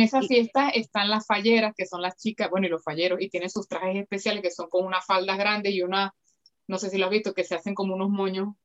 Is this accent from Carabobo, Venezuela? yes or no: yes; Valencia, Carabobo, Venezuela; moved away as an adult; also born or lived in Manchester, United Kingdom; now in Valencia, Spain; yo soy de Valencia, Venezuela, y vivo en Valencia, España